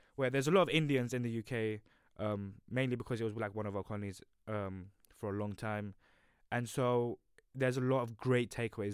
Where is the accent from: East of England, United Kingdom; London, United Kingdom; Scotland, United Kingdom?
London, United Kingdom; moved away; I'm from this little place called London